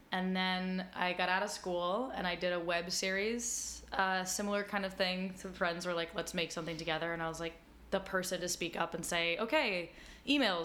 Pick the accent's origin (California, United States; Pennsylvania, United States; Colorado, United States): Colorado, United States; Denver; moved away as an adult; also born or lived in New York City; Denver. So this is at Denver School of the Arts